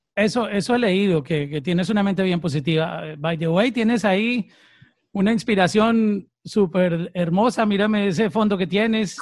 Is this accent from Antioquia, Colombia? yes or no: yes; Antioquia, Colombia; moved away; soy de la misma tierra tuya, de, Antioquia.